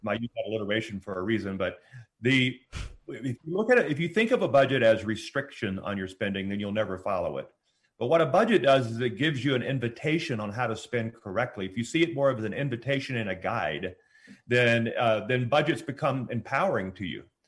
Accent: Louisiana, United States; moved away; we both were born and raised in Louisiana

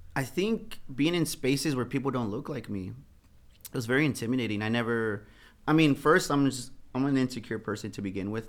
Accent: San Antonio, Texas, United States; I'm from the West Side

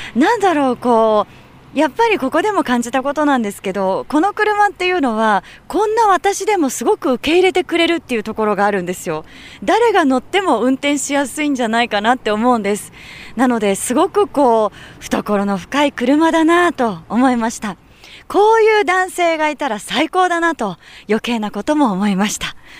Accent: Yamanashi, Japan; 出身が山梨なので

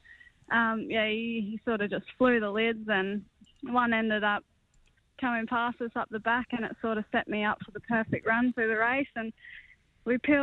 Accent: Australia; I'm Australian through and through

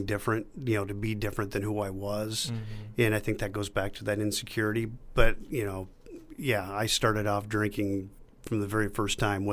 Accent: Sioux City, Iowa, United States; moved away as an adult; now in Scranton, United States; I was born in Sioux City, Iowa

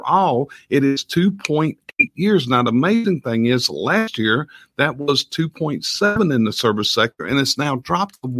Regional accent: the South, United States; We're from the South

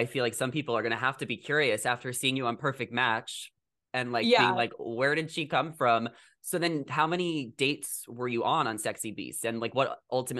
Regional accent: Long Island, New York, United States; moved away as an adult; also born or lived in New Jersey; now in Los Angeles, United States; I'm from the East Coast too. I'm from New York.

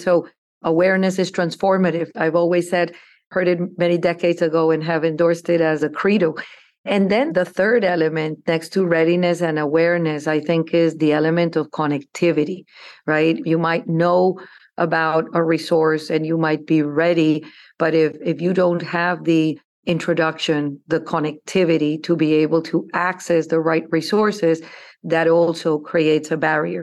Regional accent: Bogotá, Colombia; moved away as an adult; I grew up in Colombia. I was born in, in Bogota, Colombia.

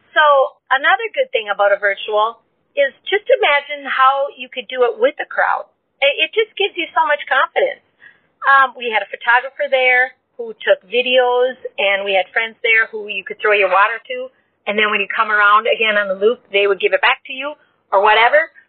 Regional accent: Minnesota, United States; I'm from Minnesota, and I'll be 54 in October.

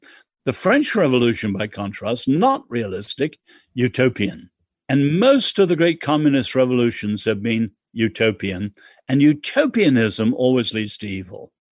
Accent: England, United Kingdom; I'm English.

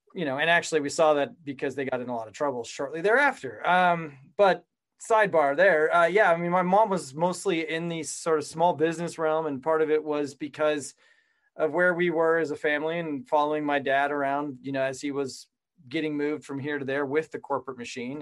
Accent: Colorado, United States; moved away as an adult; also born or lived in San Diego; I grew up in Colorado

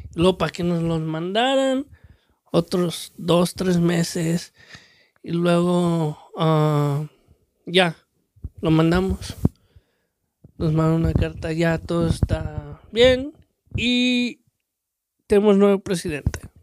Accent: Mexico; now in United States; soy el mexicano que es mexicano

